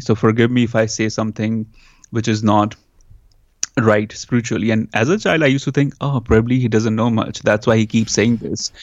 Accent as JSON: {"language": "English", "country": "India", "tie": "born or raised there", "also_born_or_lived": "New York, United States", "moved": "yes", "lives_now": "Los Angeles, United States", "said": "growing up in India, then coming to U S"}